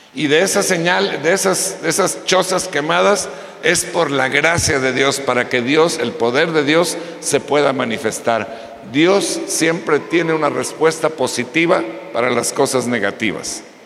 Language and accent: Spanish; Mexico; nosotros, los mexicanos